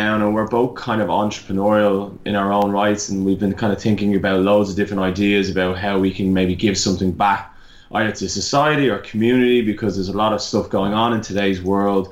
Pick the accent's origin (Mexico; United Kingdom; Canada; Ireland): Ireland; accent: Irish; moved away as an adult; also born or lived in Melbourne, Australia; now in Australia; I'm originally Irish, if anyone hasn't guessed by my accent